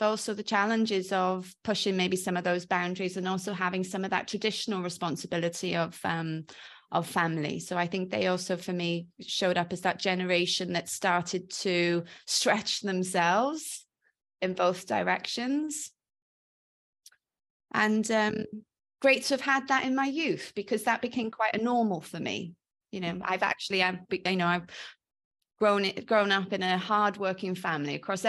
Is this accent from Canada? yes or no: no; Wales, United Kingdom; accent: mongrel accent with Welshness; So I call my accent a bit of a mongrel accent because quite often people are a bit unsure of what it is. But I agree, there's definite Welshness in it.